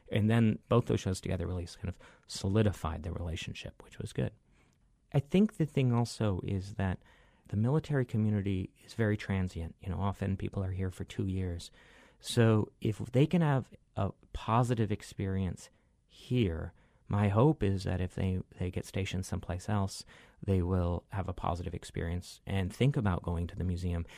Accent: Michigan, United States; moved away as an adult; now in Honolulu, United States; I grew up in Michigan

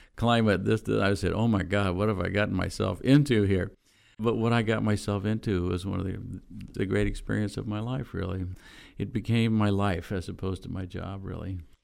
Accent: Bakersfield, California, United States; moved away as an adult; I grew up in Bakersfield, California, which was then a small town in the southern Central Valley of California

